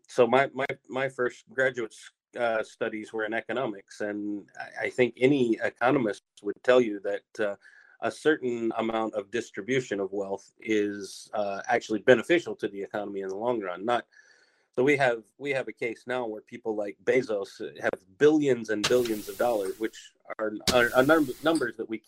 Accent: United States; also born or lived in Hong Kong; now in Tokyo, Japan; particularly in my home country, the U.S.

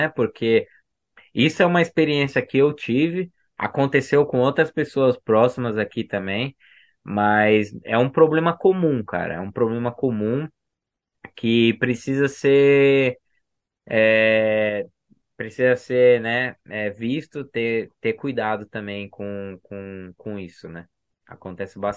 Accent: Brazil; Não é porque eu sou brasileiro que, que eu não sei minhas coisas aqui, entendeu?

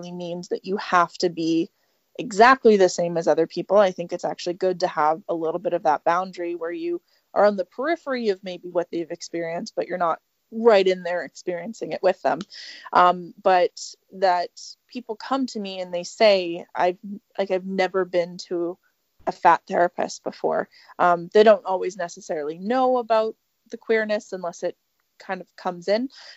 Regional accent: Canada; also born or lived in Edmonton, Alberta; I am a Canadian. I practice in Edmonton, Alberta

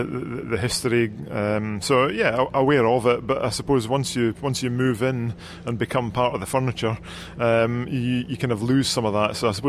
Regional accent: Scotland, United Kingdom; moved away as an adult; now in Dunedin, New Zealand

